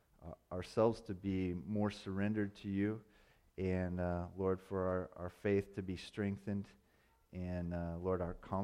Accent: Indiana, United States; I'm a flatlander from Indiana. That's where I grew up.

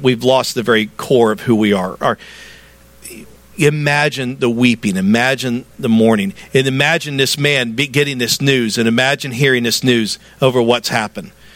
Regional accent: the South, United States; I'm a Southerner.

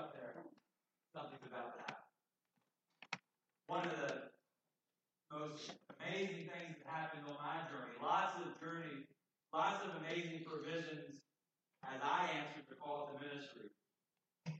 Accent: Summit Point, West Virginia, United States; just right nearby where I grew up in Summit Point, 5 miles apart

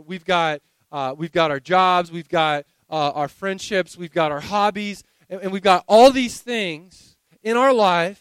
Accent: the South, United States; I grew up in the South

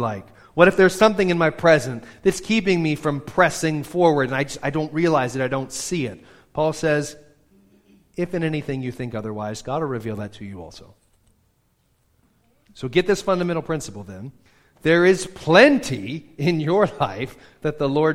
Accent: United States; we're such American radical individualists

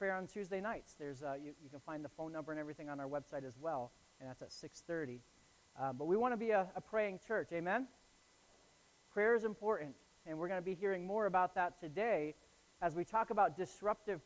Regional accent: Northeast Ohio, United States; now in Falmouth, United States; I grew up in Northeast Ohio, where we get feet and feet of snow, just tons of snow

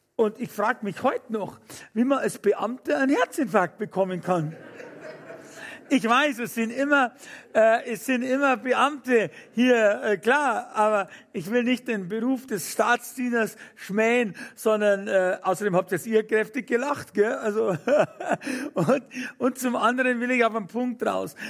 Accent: Fürstenfeldbruck, Bavaria, Germany; Ich bin in einem ganz normalen Elternhaus aufgewachsen in Fürstenfeldbruck bei München

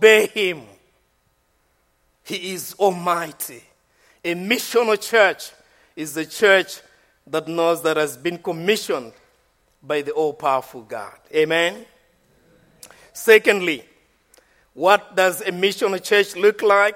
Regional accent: Malawi; I'm from Malawi. I'm not from Ashford.

